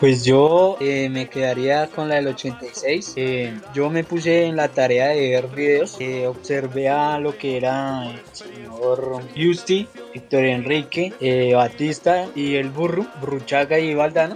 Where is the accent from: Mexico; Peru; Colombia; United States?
Colombia; como colombiano